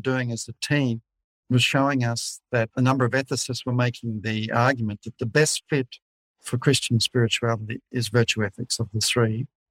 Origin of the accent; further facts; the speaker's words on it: Australia; I'm from Scottish background, uh, even though I'm an Aussie, born in Australia. My fa- father was born in Glasgow.